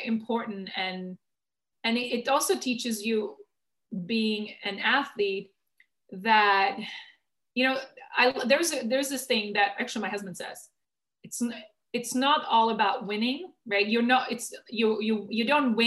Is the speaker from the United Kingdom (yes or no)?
no; Czechia; moved away; I grew up in the Czech Republic, but then very early on, I traveled the world